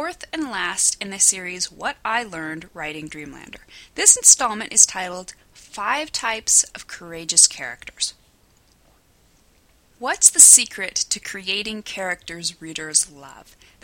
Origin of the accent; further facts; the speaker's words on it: Scottsbluff, Nebraska, United States; my hometown of Scottsbluff, Nebraska